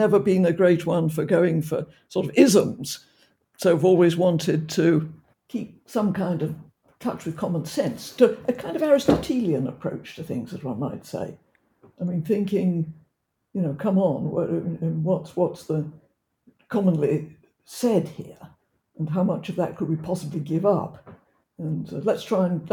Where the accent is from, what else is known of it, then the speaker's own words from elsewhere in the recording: Oxford, South East England, United Kingdom; I was brought up in Oxford